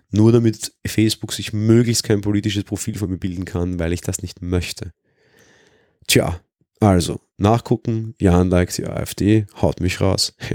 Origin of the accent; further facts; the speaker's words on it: Austria; Weil ich als Österreicher das ganz gut kenne, weil die FPÖ, die so auch so das rechte Pendant hier ist, wesentlich stärker ist